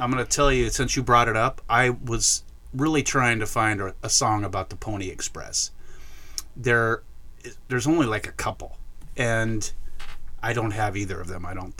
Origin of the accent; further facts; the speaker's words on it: Bremerton, Washington, United States; I grew up in Bremerton